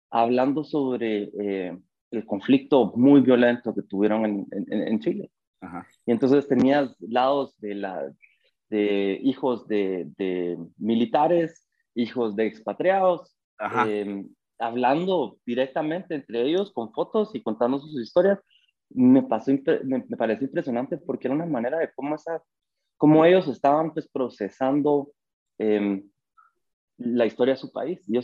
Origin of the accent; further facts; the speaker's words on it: Guatemala; moved away; also born or lived in Europe; Yo soy guatemalteco, nací en Guatemala. Tuve, em, mi mamá se casó